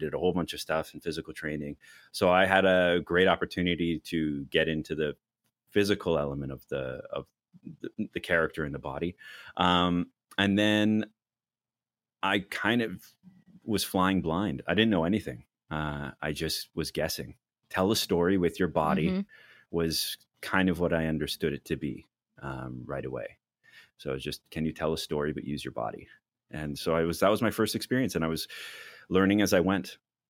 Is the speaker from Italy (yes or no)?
no; Lake Louise, Alberta, Canada; also born or lived in Athens, Greece; I was born in Athens, Greece, and I grew up in a lot of places, but majority in the Rocky Mountains, Lake Louise, Alberta area.